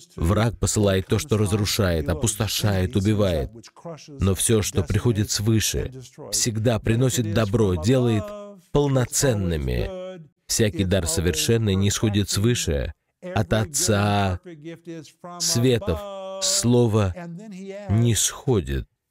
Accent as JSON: {"language": "Russian", "region": "Oklahoma", "country": "United States", "tie": "born or raised there", "moved": "yes", "said": "я вырос в Америке, в штате Оклахома"}